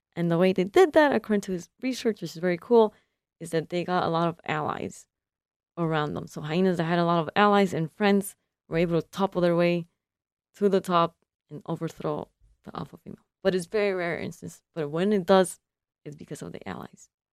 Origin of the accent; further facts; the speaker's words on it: California, United States; now in Michigan, United States; I'm from California, and I'm a first generation consular